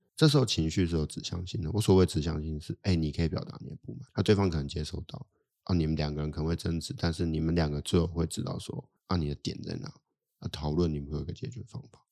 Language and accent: Chinese; Taipei, Taiwan; also born or lived in Australia; 我台北人